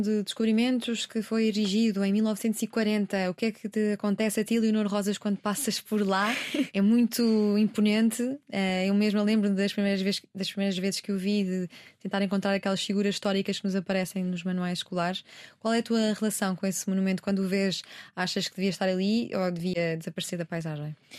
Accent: Portugal; nós somos portugueses

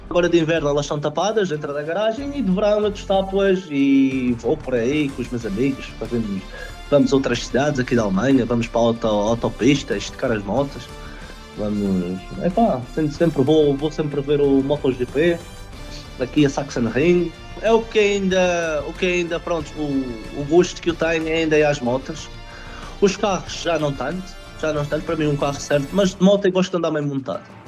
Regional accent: Madeira, Portugal; moved away as an adult; also born or lived in Jersey / Lisbon / Helsinki, Finland; now in Leipzig, Germany; A primeira vez que saí da Madeira eu tinha 19 anos

